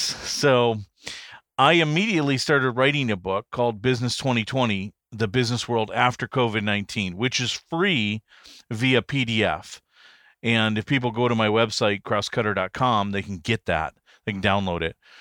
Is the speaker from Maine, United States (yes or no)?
no; Detroit, Michigan, United States; also born or lived in Pontiac, Michigan / Birmingham, Michigan / Beverly Hills, Michigan; I was born and raised in Michigan, Detroit area. I was actually born in Pontiac